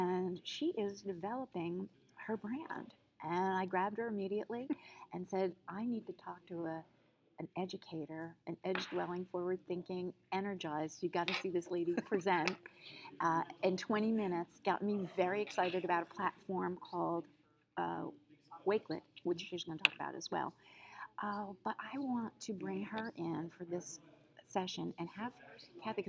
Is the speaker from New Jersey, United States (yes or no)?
yes; New Jersey, United States; now in New York, United States; I'm from New York, then I came down from New York to my home state of New Jersey